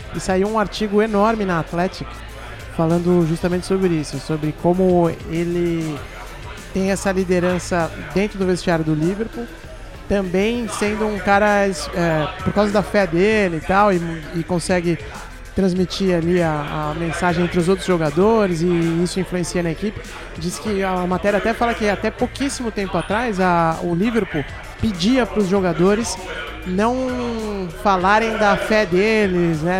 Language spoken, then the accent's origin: Portuguese; Santos, São Paulo, Brazil; eu sou de Santos